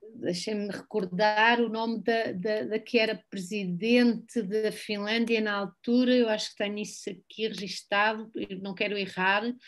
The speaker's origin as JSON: {"language": "Portuguese", "region": "Algarve", "country": "Portugal", "tie": "born or raised there", "said": "eu cresci no Algarve, eu vim para o Algarve com três anos"}